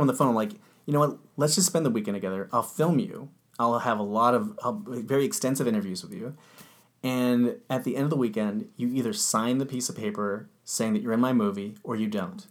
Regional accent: Orange County, California, United States; I grew up in Orange County

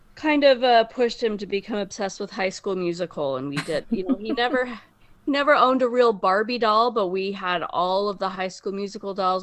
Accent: Bountiful, Utah, United States; I am from Bountiful, Utah

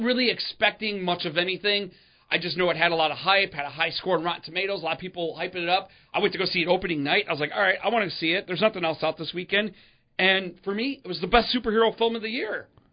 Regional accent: Chicagoland, Illinois, United States; we're from Chicagoland

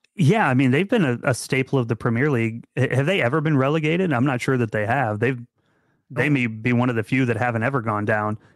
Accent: Central Illinois, United States; moved away; my hometown. I've moved away now

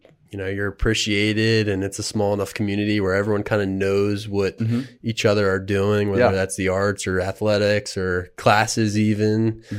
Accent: Philadelphia, Pennsylvania, United States; I'm from Philadelphia, so I'm a little outside of Philadelphia.

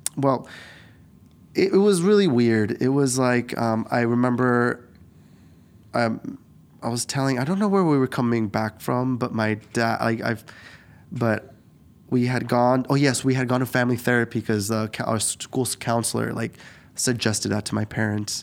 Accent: Eugene, Oregon, United States; also born or lived in Guadalajara, Mexico; I just grew up in Eugene

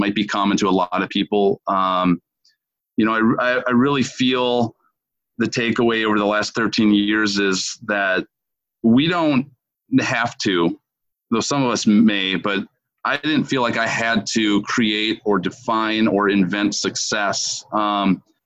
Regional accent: Minneapolis, Minnesota, United States; moved away as an adult; now in Fort Myers, United States; I'm originally from Minneapolis, Minnesota, and currently for the last 13 years have lived down here in Southwest Florida

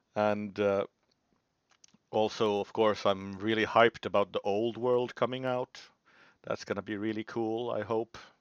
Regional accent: Finland; I'm from Finland

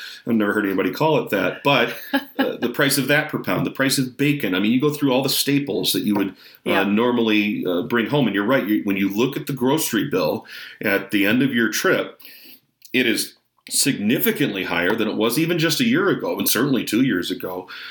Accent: Michigan, United States; in michigan my home state

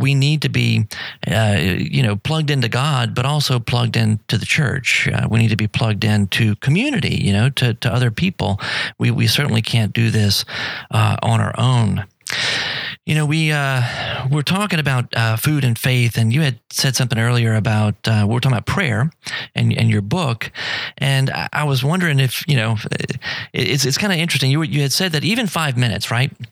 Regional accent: Louisiana, United States; also born or lived in Tijuana, Mexico; I was from Louisiana

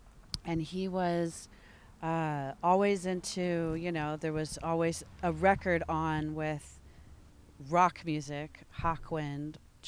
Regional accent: Michigan, United States; born there; I was born in Michigan, yes.

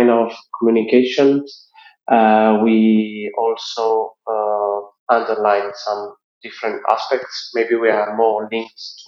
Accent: Sardinia, Italy; I'm a 30 years old worker from Sardinia, from Italy.

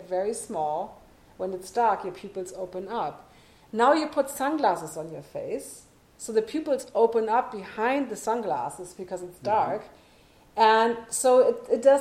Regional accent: Germany; moved away; I'm born and raised on the Autobahn

